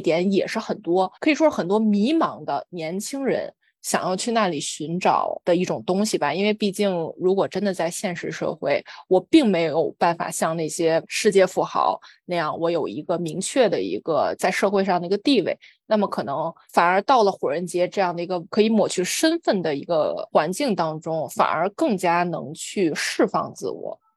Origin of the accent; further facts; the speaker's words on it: China; 我小时候在中国